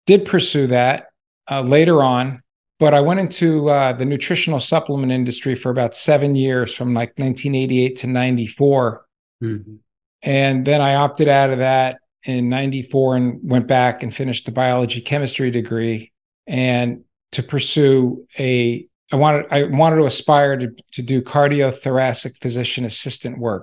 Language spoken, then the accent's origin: English; Las Vegas, Nevada, United States; moved away as an adult; also born or lived in New Jersey; I originally came from New Jersey and moved to Las Vegas, Nevada in 1969. My parents brought me there.